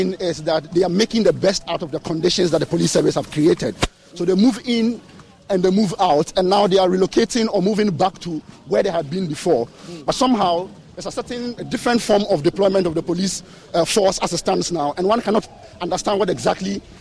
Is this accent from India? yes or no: no; Ghana; I'm a Ghanaian. I'm a citizen